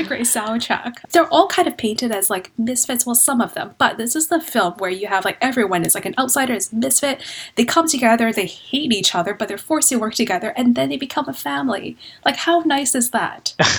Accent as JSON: {"language": "English", "town": "Vancouver", "region": "British Columbia", "country": "Canada", "moved": "as an adult", "lives_now": "London, United Kingdom", "said": "I'm originally from Vancouver, Canada, so you can probably tell by my accent. Moved to London about two years ago."}